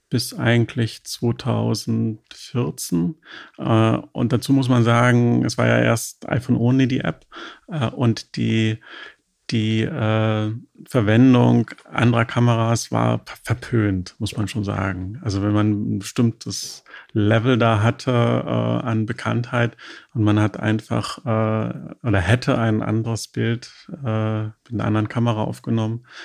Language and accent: German; Berlin, Germany; da profitierten wir als Berliner Instagrammer, muss ich schon sagen, auch davon, dass Berlin ja auch eine Ausstrahlung hatte